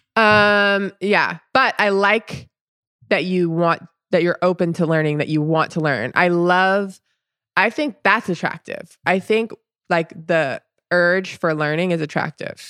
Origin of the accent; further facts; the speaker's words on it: Orlando, Florida, United States; being from Orlando